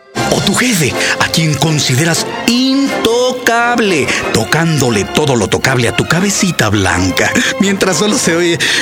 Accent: Mexico; escribir respecto a la educación sexual en mi país

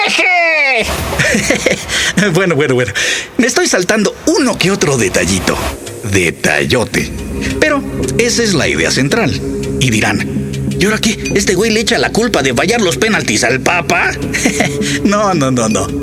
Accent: Mexico; como mexicanos orgullosos

